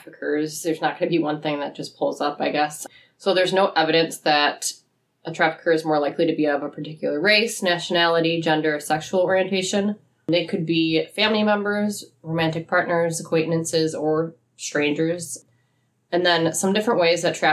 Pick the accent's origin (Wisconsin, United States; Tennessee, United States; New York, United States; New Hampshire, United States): Wisconsin, United States; Eau Claire; I grew up in Eau Claire literally almost my whole life